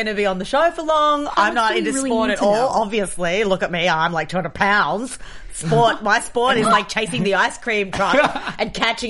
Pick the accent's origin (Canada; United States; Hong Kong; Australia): Australia; moved away; I'm an Aussie